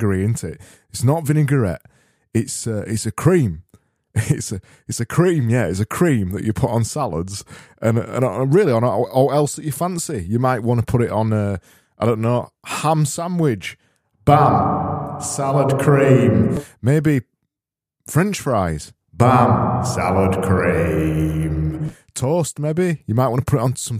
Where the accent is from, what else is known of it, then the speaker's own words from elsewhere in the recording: Yorkshire and the Humber, United Kingdom; I'm from Yorkshire.